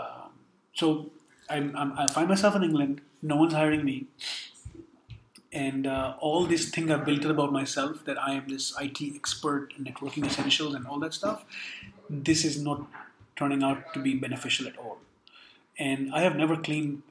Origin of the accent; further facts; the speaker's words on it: Karachi, Sindh, Pakistan; now in United Kingdom; I grew up in a very progressive city called Karachi, coastal city